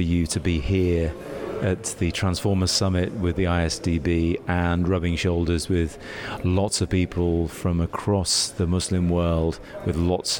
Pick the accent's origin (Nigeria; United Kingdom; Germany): United Kingdom; It happens in the UK, where I'm from.